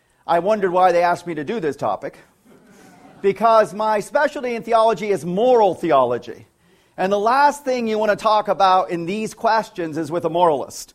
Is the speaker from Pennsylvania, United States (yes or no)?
yes; northeast Pennsylvania, United States; a little Lutheran community in northeast Pennsylvania where I grew up